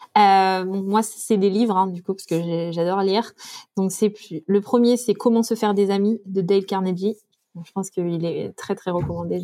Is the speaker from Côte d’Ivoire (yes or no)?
no; France; quand on est français